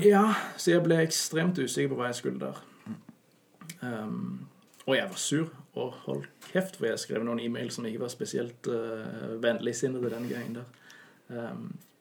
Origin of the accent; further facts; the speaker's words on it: Norway; moved away as an adult; now in Denmark; jeg er nordmann